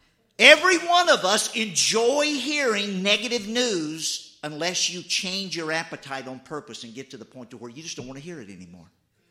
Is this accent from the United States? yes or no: yes; the South, United States; I mean, I grew up in the South. My mother, she didn't make sweet tea.